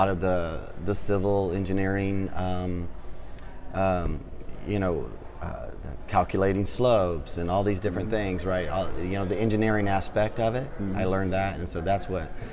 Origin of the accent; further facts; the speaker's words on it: Clemson, South Carolina, United States; I grew up in Clemson